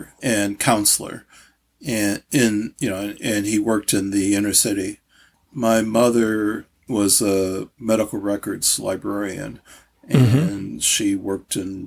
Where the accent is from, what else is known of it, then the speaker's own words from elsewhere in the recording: St. Louis, Missouri, United States; moved away; also born or lived in Baltimore, Maryland / Kansas City, Missouri / Hartford, Connecticut; I was born in St. Louis